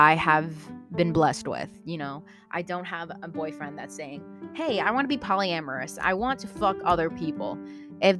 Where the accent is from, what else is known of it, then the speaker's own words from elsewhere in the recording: Philippines; I'm Filipino